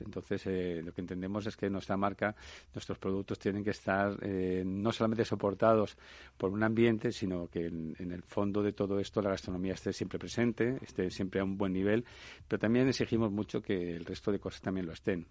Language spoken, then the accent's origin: Spanish; Levante, Spain; moved away; nosotros venimos del Levante, del Mediterráneo